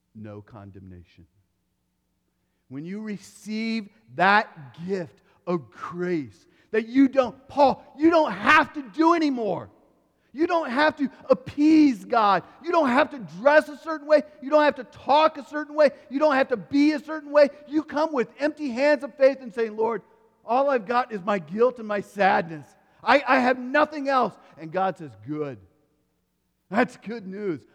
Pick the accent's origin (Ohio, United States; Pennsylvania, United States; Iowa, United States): Iowa, United States; When I grew up, I grew up in Iowa.